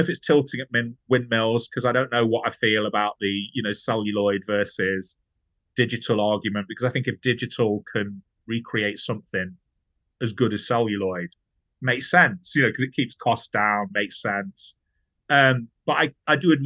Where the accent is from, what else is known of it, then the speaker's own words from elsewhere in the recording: Nottingham, East Midlands, United Kingdom; I'm from Nottingham